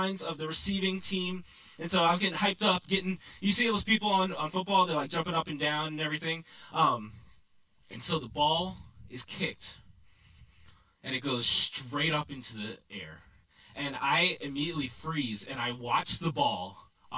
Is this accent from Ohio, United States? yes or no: no; New York, United States; now in Texas, United States; I grew up in New York